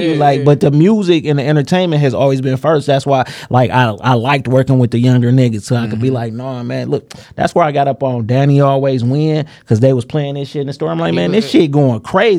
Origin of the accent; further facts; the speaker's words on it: Detroit, Michigan, United States; I was supposed to work on Grand River because I come from Villa on Grand River in Greenfield.